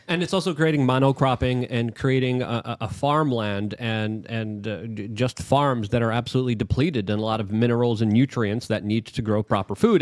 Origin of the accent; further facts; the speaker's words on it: New York City, New York, United States; now in Miami, United States; I'm a refugee from New York City.